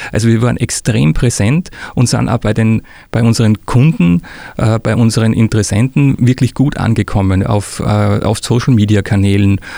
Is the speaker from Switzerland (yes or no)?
no; Austria; now in Würzburg, Germany; ich bin Österreicher, wie man unschwer hört